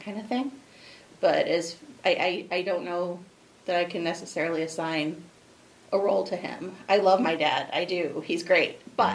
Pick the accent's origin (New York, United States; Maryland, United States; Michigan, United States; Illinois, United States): Illinois, United States; Roselle; now in Aurora, United States; I was born and raised in Roselle.